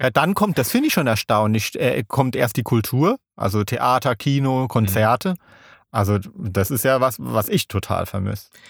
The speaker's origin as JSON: {"language": "German", "town": "Kaiserslautern", "region": "Rhineland-Palatinate", "country": "Germany", "tie": "born or raised there", "said": "ich bin ja in Kaiserslautern aufgewachsen"}